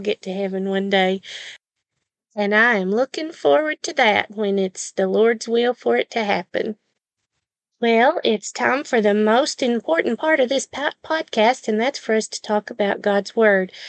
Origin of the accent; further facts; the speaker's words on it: the South, United States; accent: southern; my southern accent